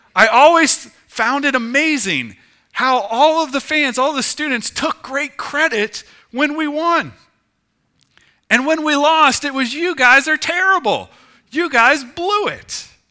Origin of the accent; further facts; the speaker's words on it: Ohio, United States; moved away; I grew up in Ohio